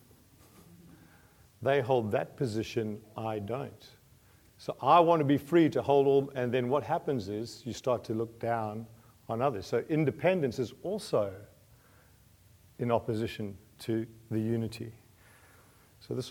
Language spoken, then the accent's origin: English; New Zealand; I'm a Kiwi